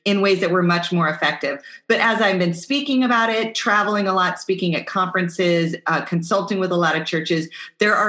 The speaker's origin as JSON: {"language": "English", "region": "Pacific Northwest", "country": "United States", "tie": "born or raised there", "moved": "yes", "lives_now": "South Florida, United States", "said": "I live in South Florida, but I grew up in the Pacific Northwest"}